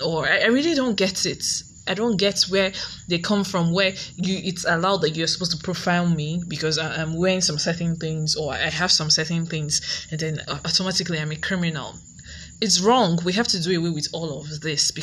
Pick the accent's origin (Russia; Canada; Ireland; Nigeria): Nigeria; grow up as a Nigerian in a Nigerian home